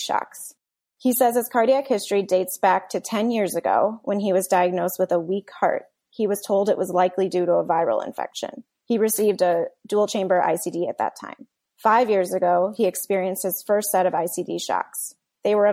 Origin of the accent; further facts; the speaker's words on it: Chicago suburbs, Illinois, United States; I'm originally from the Chicago suburbs and have been in the area most of my life